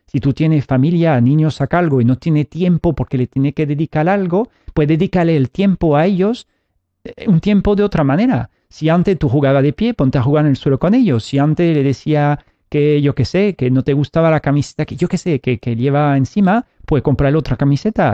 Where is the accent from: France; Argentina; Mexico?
France; now in Spain; Yo vengo, nací en Francia